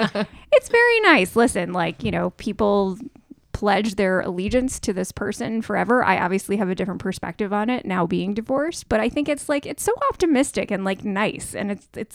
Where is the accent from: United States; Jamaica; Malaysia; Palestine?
United States; New York City, New York; I'm from New York City.